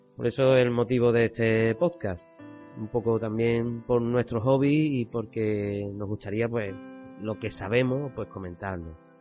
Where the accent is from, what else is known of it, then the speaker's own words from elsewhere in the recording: Cádiz, Andalusia, Spain; accent: Cádiz; con nuestro acento, ¿eh? que para algo el podcast es de Cádiz